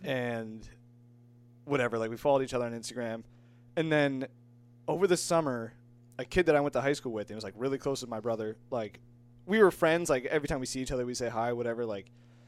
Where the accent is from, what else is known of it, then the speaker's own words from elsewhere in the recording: Ellington, Connecticut, United States; I'm from Ellington.